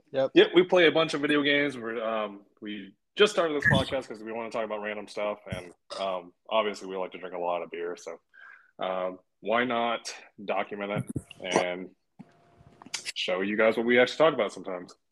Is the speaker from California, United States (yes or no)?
yes; the Bay Area, Northern California, United States; … and I are both from California